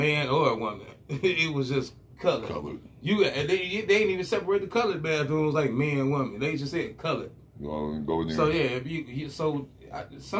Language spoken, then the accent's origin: English; Cleveland Heights, Ohio, United States; I grew up in Cleveland Heights